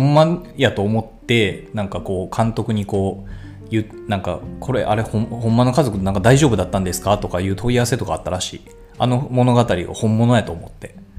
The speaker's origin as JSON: {"language": "Japanese", "country": "Japan", "tie": "born or raised there", "said": "まあ自分はね、ずっと日本で生まれ育ったし"}